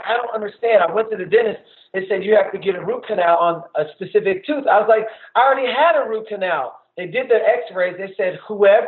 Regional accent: the South, United States; I grew up in the South

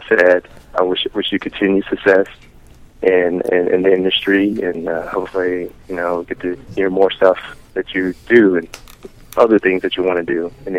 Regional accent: Illinois, United States; I'm from Illinois.

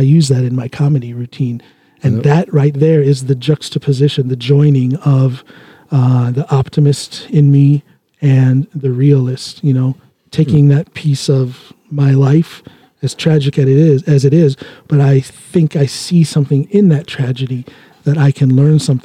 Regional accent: United States; now in Drammen, Norway; I'm an American

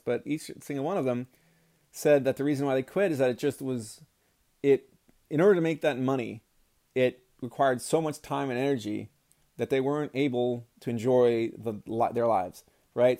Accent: United States; I was born in America as a white male

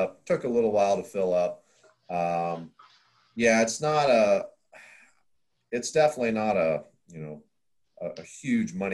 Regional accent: Iowa, United States; moved away as an adult; also born or lived in Wyoming; I grew up in Iowa, and then I was living in Wyoming.

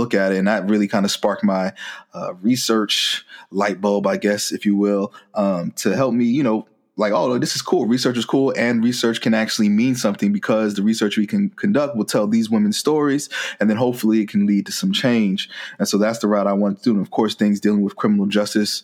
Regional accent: New Jersey, United States; moved away as an adult; also born or lived in Virginia; I was originally from New Jersey and then I went to school all the way in Virginia as well

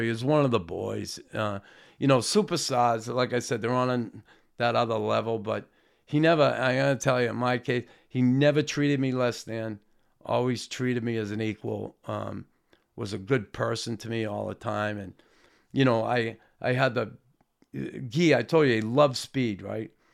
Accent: Boston, Massachusetts, United States; I grew up in Boston

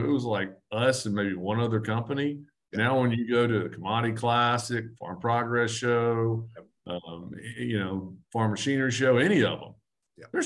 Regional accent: Arkansas, United States; now in Missouri, United States; I am from Arkansas. I just happen to live in Missouri.

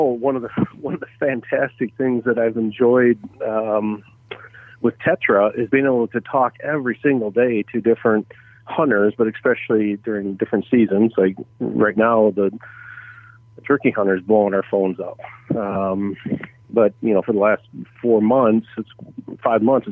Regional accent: Saginaw, Michigan, United States; I was born and raised in Saginaw, Michigan, kind of right at the bottom of Lake Huron, Saginaw Bay

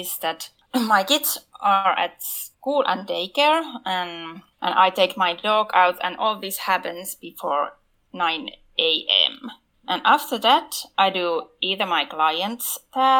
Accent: Finland; I'm from Finland.

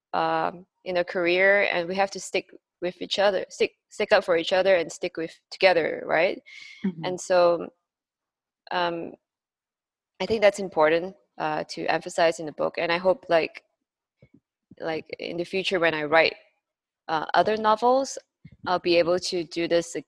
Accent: Malaysia; moved away; also born or lived in Singapore; my home country, Malaysia

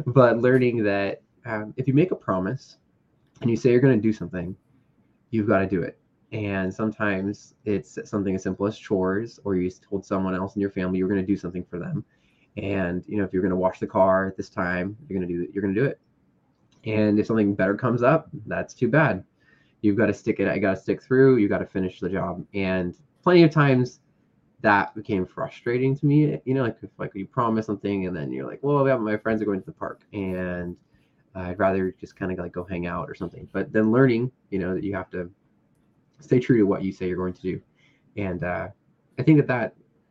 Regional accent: Bay Area, California, United States; also born or lived in Castro Valley, California / Oakland, California; now in Napa, United States; I was born actually in Castro Valley and lived in Oakland for a little bit, and then pretty much just moved around the Bay Area, and now I'm in Napa, California.

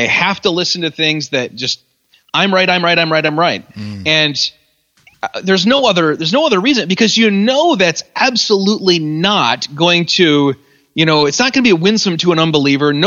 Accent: West Michigan, United States; I'm Dutch, and I'm a Calvinist, and I'm from West Michigan

